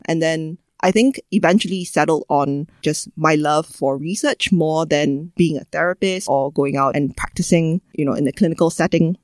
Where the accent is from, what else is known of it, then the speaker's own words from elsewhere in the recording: Singapore; our variety of English and the other languages that we speak here